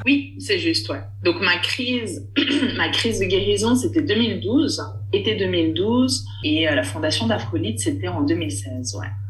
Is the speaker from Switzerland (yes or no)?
yes; Switzerland; je suis née en Suisse, grandie en Suisse